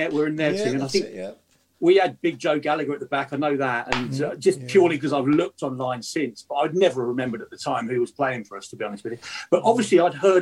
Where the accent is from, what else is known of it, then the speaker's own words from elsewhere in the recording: Guildford, South East England, United Kingdom; I grew up in Guildford in Surrey